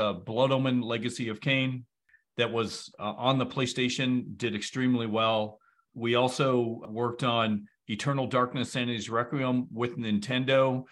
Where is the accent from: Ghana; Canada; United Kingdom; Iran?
Canada; I'm from Canada